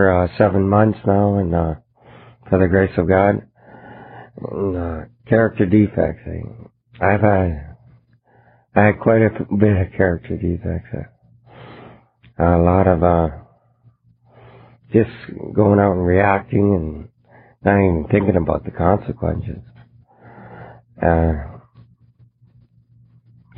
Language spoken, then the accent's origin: English; Canada; moved away; I'm from Canada